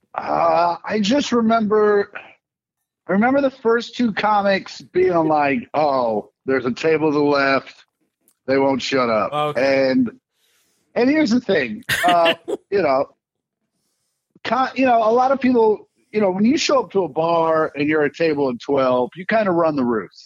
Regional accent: Kansas City, United States; growing up in Kansas City

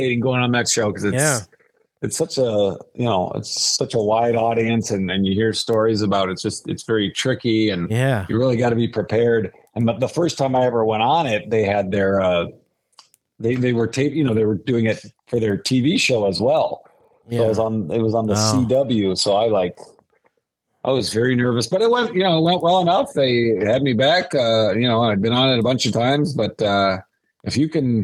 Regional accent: Omaha, Nebraska, United States; moved away; I am from Omaha. I'm originally from Omaha

